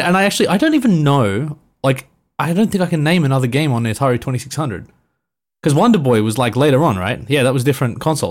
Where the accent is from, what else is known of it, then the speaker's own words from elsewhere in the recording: Australia; being an Aussie